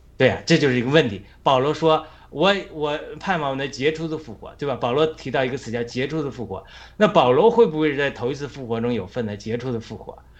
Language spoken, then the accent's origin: Chinese; China; 我们在中国哪，多少穷孩子